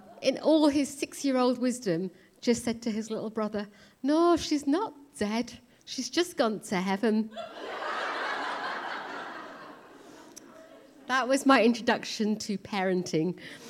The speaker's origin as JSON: {"language": "English", "country": "India", "moved": "yes", "said": "So I'm obviously Indian, and I was born in India, came to this country, raised in a Sikh family."}